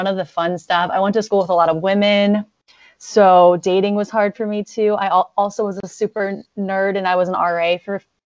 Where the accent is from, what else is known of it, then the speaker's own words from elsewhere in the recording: Virginia Beach, Virginia, United States; moved away; born and raised in Virginia Beach, Virginia.